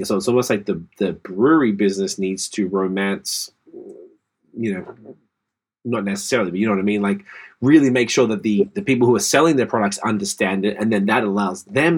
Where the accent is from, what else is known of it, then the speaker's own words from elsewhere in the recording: Australia; moved away; We grew up with that in Australia.